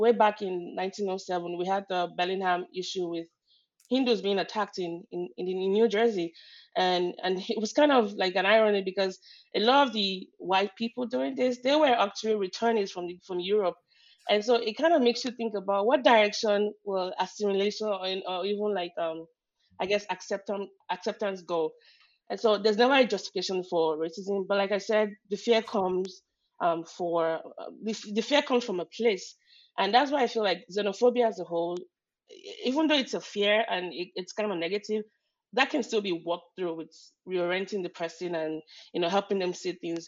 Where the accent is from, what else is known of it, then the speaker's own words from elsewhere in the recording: Nigeria; English is a second language; now in United States; I grew up in Nigeria.